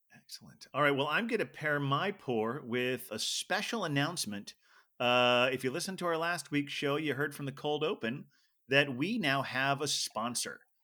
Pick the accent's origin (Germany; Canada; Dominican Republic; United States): United States; Ohio; I grew up in Ohio